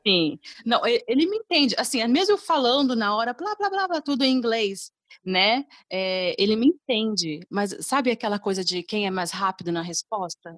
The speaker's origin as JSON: {"language": "Portuguese", "country": "Brazil", "moved": "yes", "lives_now": "Dublin, Ireland", "said": "no caso nosso no Brasil"}